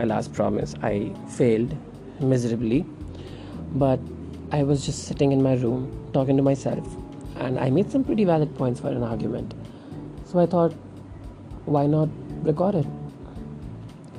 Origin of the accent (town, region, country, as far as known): India